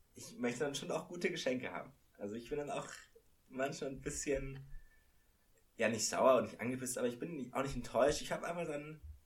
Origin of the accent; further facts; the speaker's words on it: Munich, Bavaria, Germany; als ich aufgewachsen bin in München